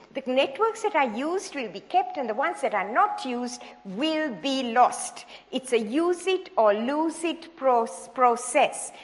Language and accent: English; Sri Lanka; moved away as an adult; also born or lived in Hawaii; I was born in Sri Lanka, in the tea plantations of Sri Lanka, and went to medical school there